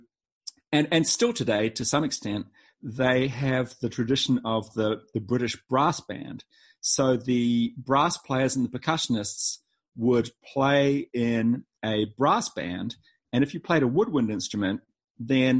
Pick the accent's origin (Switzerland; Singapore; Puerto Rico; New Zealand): New Zealand; moved away as an adult; also born or lived in Boston, United States; now in North Carolina, United States; not originally from North Carolina. I'm from New Zealand